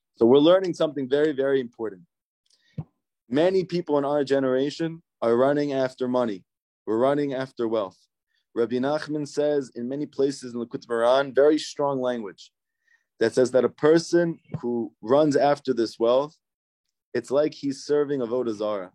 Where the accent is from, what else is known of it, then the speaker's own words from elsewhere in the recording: United States; also born or lived in New Jersey; growing up in New York and New Jersey